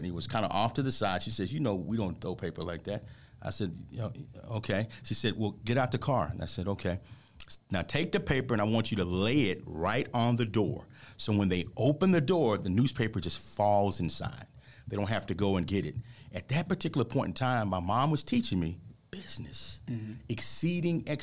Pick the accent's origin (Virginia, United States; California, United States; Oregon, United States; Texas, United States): Texas, United States; Dallas; I grew up in Oak Cliff, Texas. AKA Oak Cliff. Yeah. So being from Dallas, Texas